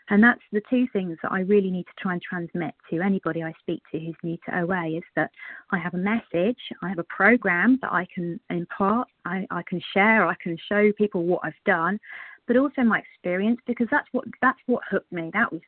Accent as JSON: {"language": "English", "region": "South West England", "country": "United Kingdom", "said": "I'm from the UK as well, down in Cornwall."}